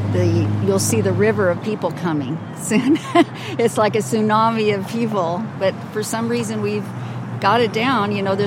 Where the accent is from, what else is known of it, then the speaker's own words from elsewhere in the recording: Las Vegas, Nevada, United States; I was born and raised in Las Vegas.